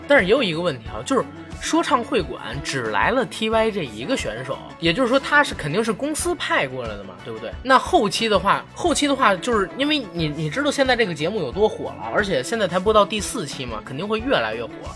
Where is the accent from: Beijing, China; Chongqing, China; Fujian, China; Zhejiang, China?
Beijing, China; 我作为一个北京人